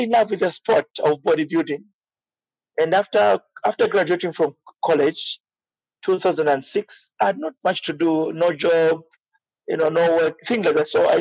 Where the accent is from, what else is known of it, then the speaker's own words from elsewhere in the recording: Namwala, Southern Province, Zambia; I was born in Namwala, which is a southern province of Zambia. I'm Tonga by tribe.